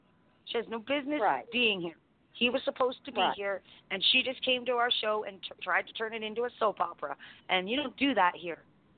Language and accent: English; Canada; So I'm Canadian.